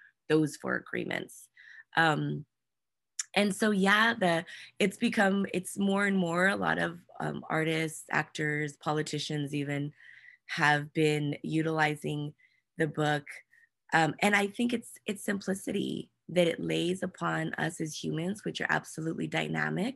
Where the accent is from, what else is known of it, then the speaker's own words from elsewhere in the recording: New Mexico, United States; now in San Diego, United States; We do most of our work with young women in Albuquerque and in New Mexico. That's my home state